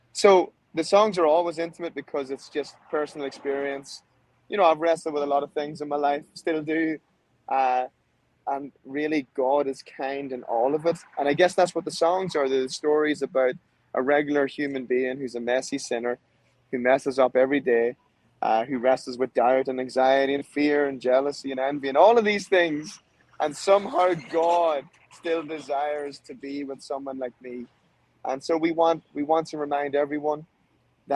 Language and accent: English; Ireland; now in Nashville, United States; I'm from Ireland.